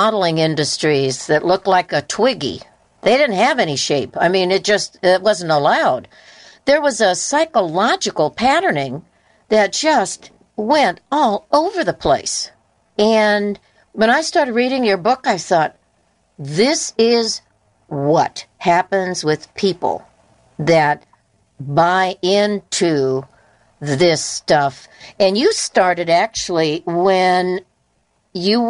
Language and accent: English; Southern California, United States; I was born and raised in Southern California